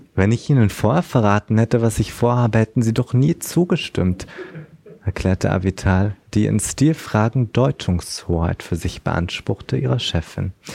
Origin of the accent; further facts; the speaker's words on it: Berlin, Germany; aber ich komme auch aus Berlin